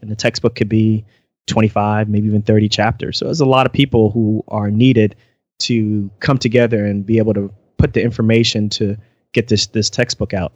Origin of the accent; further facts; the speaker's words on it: United States; moved away; also born or lived in central Pennsylvania; I am originally from the New York, New Jersey area